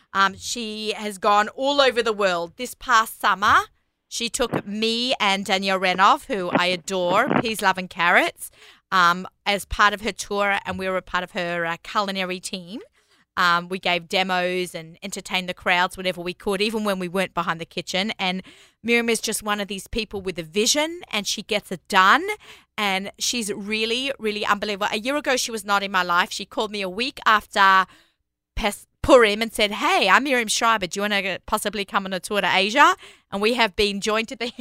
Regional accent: Sydney, New South Wales, Australia; now in New York, United States; I grew up in Australia

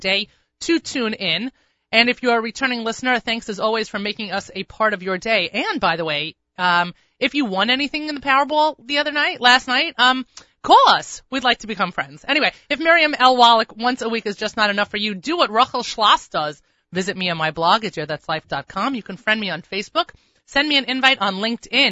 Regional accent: Long Island, New York, United States; Long Island

